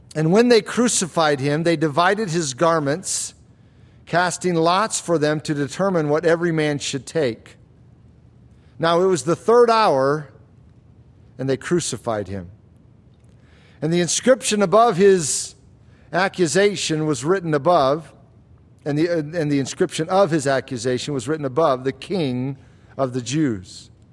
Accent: Florida, United States; When I was a kid growing up in Florida

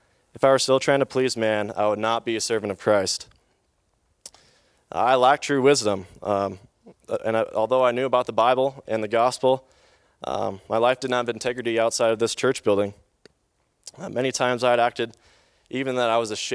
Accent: Bozeman, Montana, United States; in Bozeman, Montana all my life, lived in the same home all of my life

